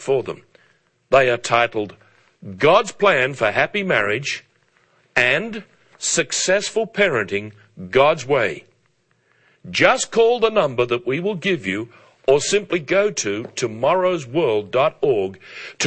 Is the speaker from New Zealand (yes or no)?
no; Australia; as a boy growing up in Australia in the 1950s